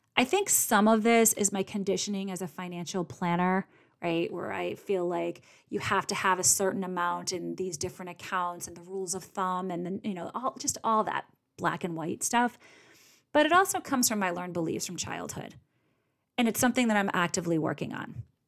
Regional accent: Boston, Massachusetts, United States; I'm from Boston

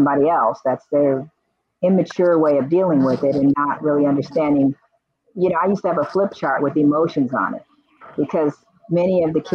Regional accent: Los Angeles, California, United States; I grew up in Crenshaw area. That was I grew up there, went to school there, grew up

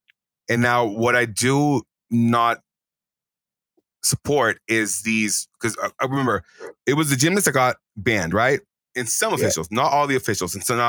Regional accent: Texas, United States; I say that as a Texan, as an American

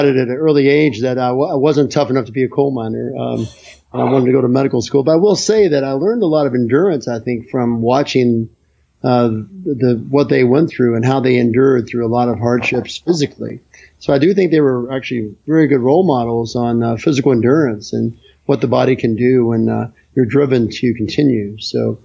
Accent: Chesapeake, West Virginia, United States; also born or lived in Charlottesville, Virginia; I grew up in Chesapeake, West Virginia, which is a great little town, coal mining town.

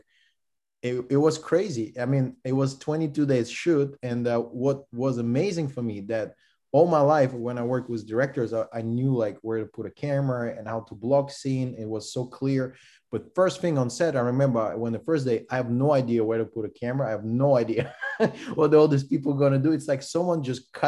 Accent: Russia; English is a second language; moved away as an adult

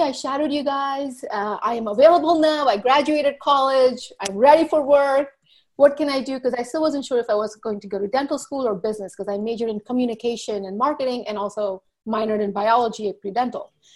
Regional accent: U.S. Virgin Islands; moved away as an adult; also born or lived in India / New Jersey, United States; now in Walla Walla, United States; I was born in India, grew up in the Virgin Islands.

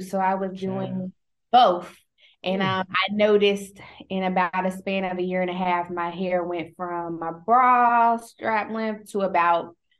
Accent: Greensboro, North Carolina, United States; I've been here since 2010, but I'm from Greensboro, North Carolina.

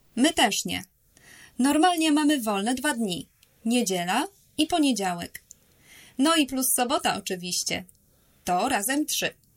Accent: Poland; also born or lived in Warsaw; Jestem z Polski. Mieszkam w Warszawie

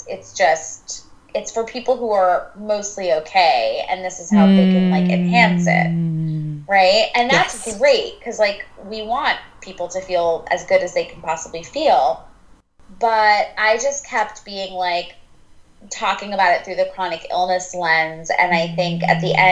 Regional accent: New York, United States; I'm a New Yorker

